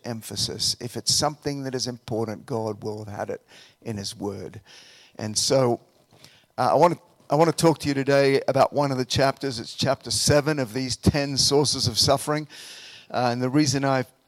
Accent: Australia; moved away as an adult; also born or lived in Colorado; now in United States; I'm from Australia originally. I came over here to finish some of my undergraduate studies.

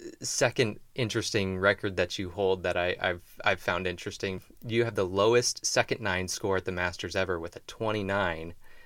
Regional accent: Des Moines, Iowa, United States; my hometown event

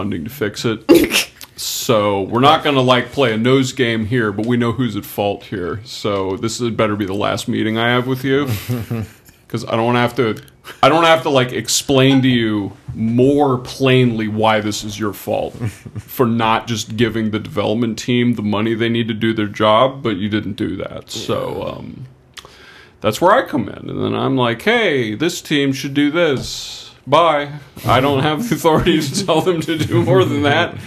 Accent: United States; As an American

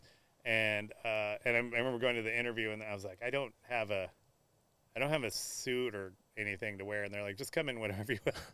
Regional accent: Riverside, California, United States; I grew up in Riverside

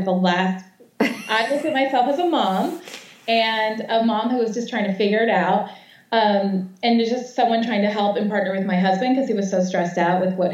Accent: Connecticut, United States; also born or lived in South Florida; now in Atlanta, United States; So we wanted a classic kind of Connecticut house because I'm from Connecticut

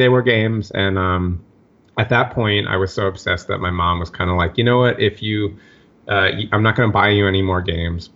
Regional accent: New York City, New York, United States; growing up in Park Slope in Brooklyn

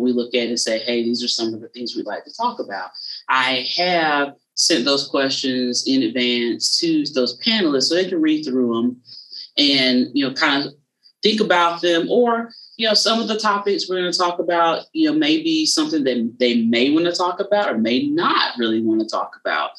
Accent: South Carolina, United States; I'm from South Carolina, but I'm right on the border of Georgia, is where I'm from

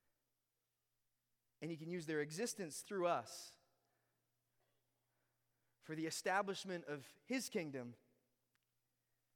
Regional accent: Ontario, Canada; moved away; I was born in Ontario and then I moved here

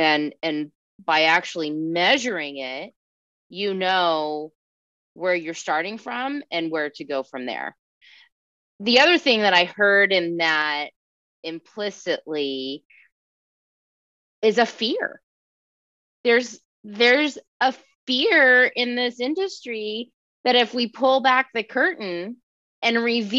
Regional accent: California, United States; now in Tucson, United States; here I am in Tucson, Arizona. I came from California.

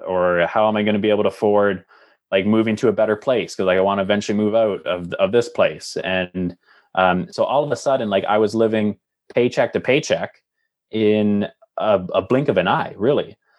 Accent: Lindsay, Ontario, Canada; moved away as an adult; also born or lived in Calgary / Hamilton; now in Halifax, Canada; growing up in Lindsay, Ontario

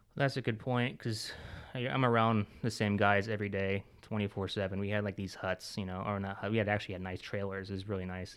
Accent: Washington, United States; moved away as an adult; also born or lived in Florida; I'm from Washington, and so I had no family, no, no friends

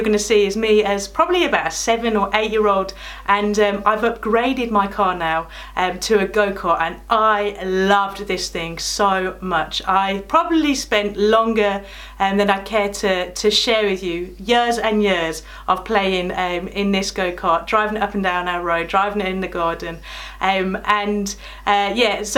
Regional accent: Birmingham, West Midlands, United Kingdom; now in Corringham, United Kingdom; my childhood in the land of Brum

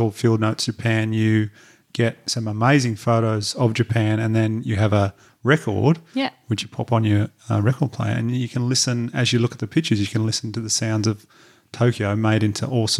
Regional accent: Batemans Bay, New South Wales, Australia; my hometown in Batemans Bay, New South Wales, you could do a great one there.

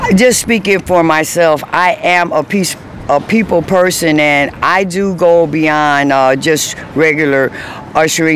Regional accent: Chicago, Illinois, United States; my hometown, Chicago, born and raised

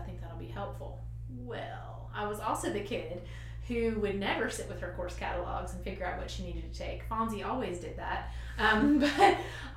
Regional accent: Kentucky, United States; I grew up in Kentucky and in a smaller, I guess, town

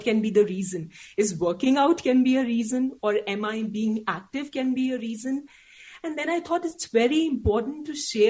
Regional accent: India; English is a second language; I'm an Indian

